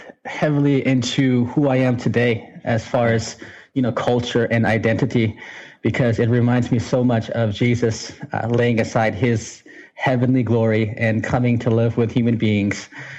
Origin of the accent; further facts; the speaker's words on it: United States; And I grew up in the United States in different places. We did a lot of moving because we actually got into a lot of trouble, my brother and I. And just being refugees, we grew up in some pretty rough communities.